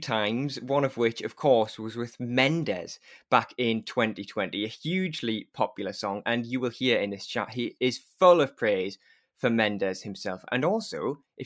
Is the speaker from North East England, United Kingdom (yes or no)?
yes; Newcastle upon Tyne, North East England, United Kingdom; accent: Newcastle; where I was based and trying to find out about my accent. I was telling her if it was from Newcastle